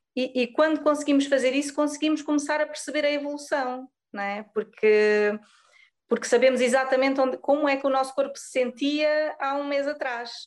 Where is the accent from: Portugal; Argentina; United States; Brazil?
Portugal; Pico Island, Azores; moved away as an adult; also born or lived in Lisbon; now in Algarve, Portugal; eu sou da Ilha do Pico, do arquipélago dos Açores.